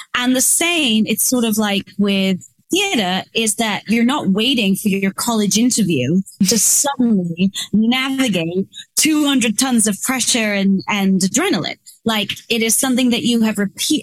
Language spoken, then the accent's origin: English; England, United Kingdom; moved away; I grew up in England